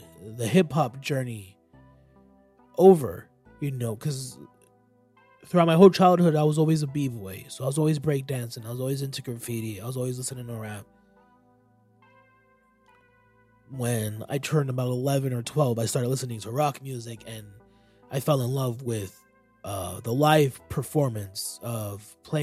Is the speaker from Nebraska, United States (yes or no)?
no; Florida, United States; I'm a Florida nigga